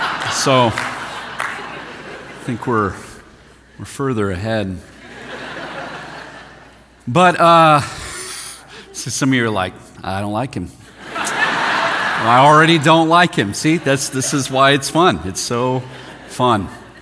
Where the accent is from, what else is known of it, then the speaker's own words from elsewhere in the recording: Denver, Colorado, United States; I'm from Denver, Colorado, which is a sister city, I think, of Portland.